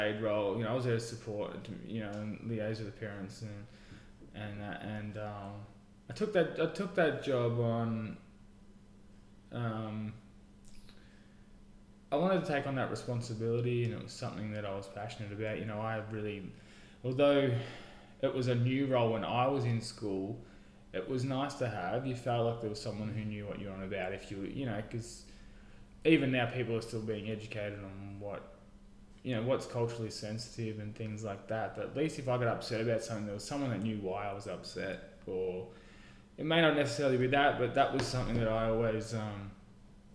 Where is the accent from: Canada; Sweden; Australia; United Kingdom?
Australia; Echuca, Victoria; I was born and raised here in Echuca, born in the Echuca Hospital